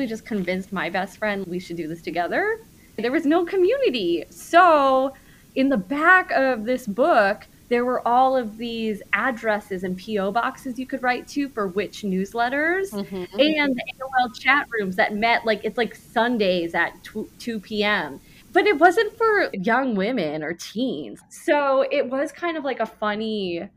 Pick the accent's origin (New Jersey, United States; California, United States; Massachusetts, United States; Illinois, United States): New Jersey, United States; Jersey Shore; I grew up in the Jersey Shore.